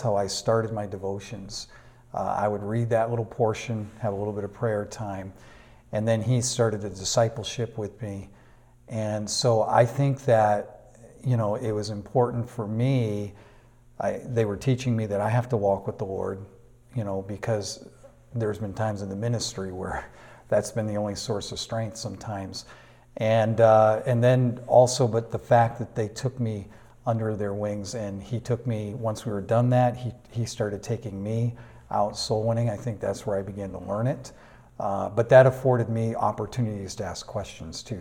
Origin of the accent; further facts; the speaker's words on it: Manchester, New Hampshire, United States; moved away as an adult; also born or lived in Burnaby, Canada / Vancouver, Canada; now in Duncan, Canada; I was born and raised in Manchester, New Hampshire.